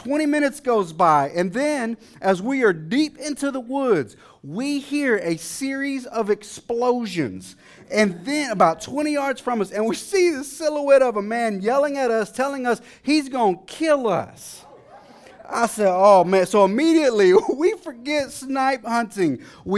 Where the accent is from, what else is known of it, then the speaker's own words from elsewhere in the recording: Dallas, Texas, United States; Now, you see, I grew up in a city. I grew up in Dallas. I grew up in a housing project in the eastern side of the city, to be exact.